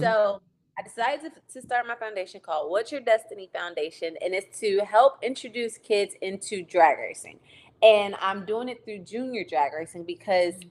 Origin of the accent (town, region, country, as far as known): Virginia, United States